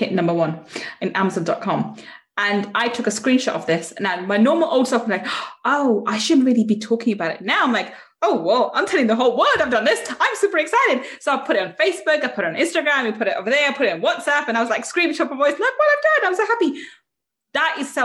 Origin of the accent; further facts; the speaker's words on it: England, United Kingdom; being English